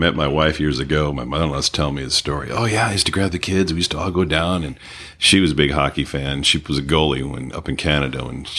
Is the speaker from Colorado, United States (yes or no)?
no; Detroit, Michigan, United States; now in San Diego, United States; I was born in Detroit